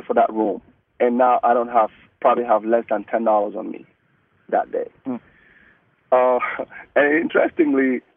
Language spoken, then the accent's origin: English; Cameroon; first language Mungaka; English is a second language; moved away as an adult; now in United States; I'm from West Africa. I just came into the country for the first time.